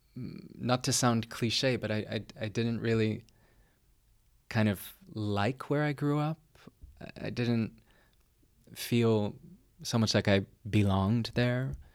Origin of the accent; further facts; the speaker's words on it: near Boston, Massachusetts, United States; also born or lived in Härnösand, Sweden; now in Dresden, Germany; I was born near Boston, Massachusetts. Um, and I live in Dresden, Germany